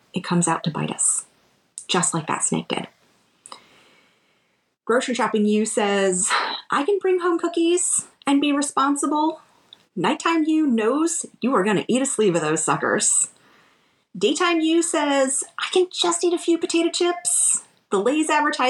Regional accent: Florida, United States; we grew up in Florida

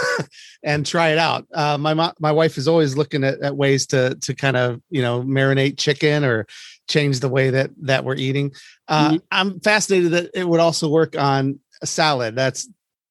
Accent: Ohio, United States; also born or lived in Columbus, Ohio; I'm in Cleveland now, but I grew up in Ohio and went to school in Columbus, lived there for many years.

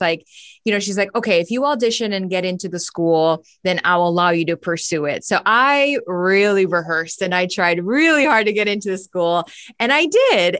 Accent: Miami, Florida, United States; moved away as an adult; now in Los Angeles, United States; I was born and raised in Miami, Florida.

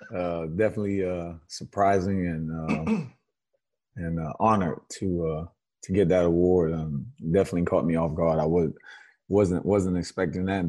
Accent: Miami, Florida, United States; growing up in Miami

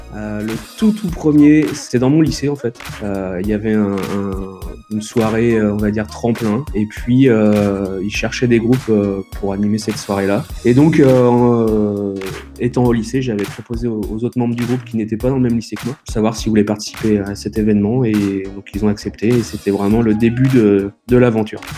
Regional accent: Vendée, Pays de la Loire, France; on est issu du, de Vendée

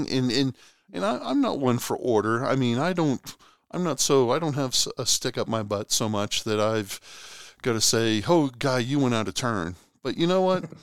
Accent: Boston, Massachusetts, United States; moved away as an adult; now in Oklahoma, United States; I'm originally from Boston, lived here in Oklahoma for geez now forty one years.

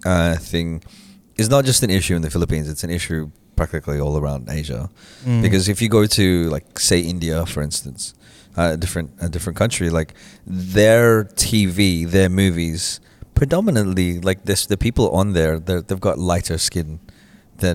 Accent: Australia; growing up in Australia

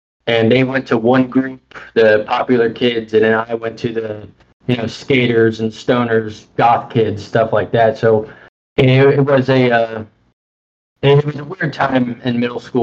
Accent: Tallahassee, Florida, United States; also born or lived in Tampa, Florida; I was originally born in Tampa, Florida. My mom had gone to prison, and I was adopted by my grandparents, who brought me up to Tallahassee. Currently, I'm living in Tallahassee

